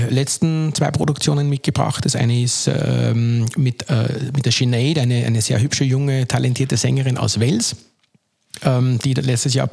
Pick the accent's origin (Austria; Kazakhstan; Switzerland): Austria; Linz, Upper Austria; als Linzer bist du der Linzer, ja, das ist halt nichts Besonderes, aber ich glaube, das schätzt man dann schon ein bisschen, wenn man mal woanders hin, auch hinkommt.